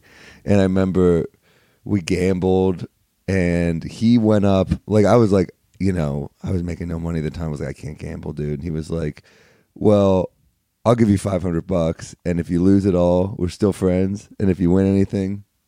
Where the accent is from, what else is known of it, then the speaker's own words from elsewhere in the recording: New York City, New York, United States; I was born in New York. What part? Originally Flatiron, then the Upper East Side.